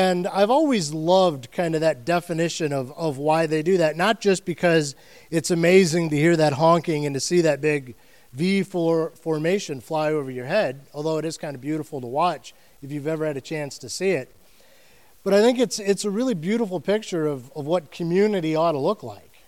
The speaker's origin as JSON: {"language": "English", "region": "Ohio", "country": "United States", "moved": "yes", "lives_now": "Florida, United States", "said": "I'm from Ohio"}